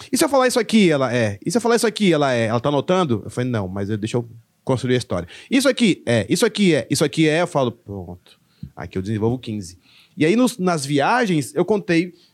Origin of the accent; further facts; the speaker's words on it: Curitiba, Paraná, Brazil; Meu irmão, eu, eu, eu sou de Curitiba. Nasci em Curitiba.